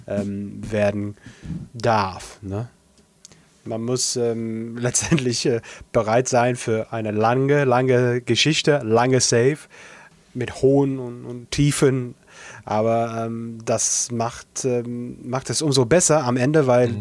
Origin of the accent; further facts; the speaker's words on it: Altrincham area, North West England, United Kingdom; Ich komme aus der Gegend